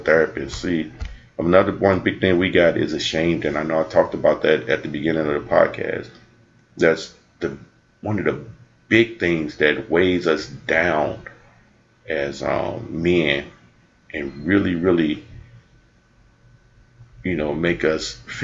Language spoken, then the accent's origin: English; United States; I grew up in the Cochran Projects and I grew up in predominantly, you know, black neighborhoods